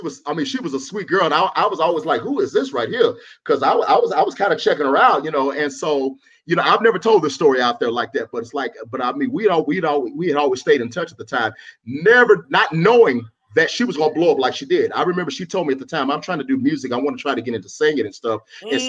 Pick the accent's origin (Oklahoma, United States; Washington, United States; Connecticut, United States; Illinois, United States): Oklahoma, United States; Oklahoma City; moved away; also born or lived in Dallas, Texas; No, I'm from Oklahoma City. Oklahoma City, okay. Born and raised. Okay. I lived in Dallas for a while.